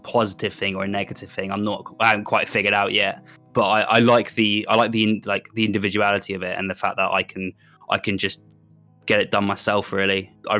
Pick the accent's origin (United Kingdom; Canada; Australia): United Kingdom; South East England; now in Bristol, United Kingdom; Yeah, so I grew up just outside just outside London, which is a really nice town. But then I went to, I got about 2010, I moved to Bristol.